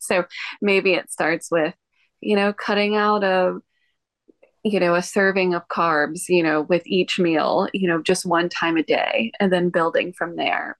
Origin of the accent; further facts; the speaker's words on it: Texas, United States; moved away as an adult; now in Hawaii, United States; I was born and raised in Texas